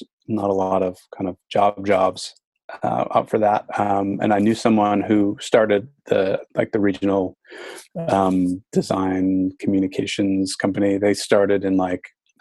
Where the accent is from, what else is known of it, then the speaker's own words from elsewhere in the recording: Glen Ellyn, Illinois, United States; moved away as an adult; also born or lived in Seattle; I grew up in Chicago, in the suburbs, out west, in Glen Ellen